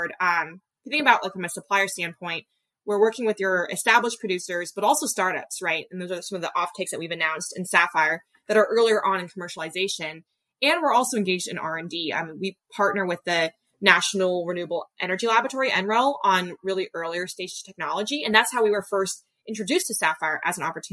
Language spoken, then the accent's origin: English; Bay Area, California, United States; I really love the Bay Area. It's where I grew up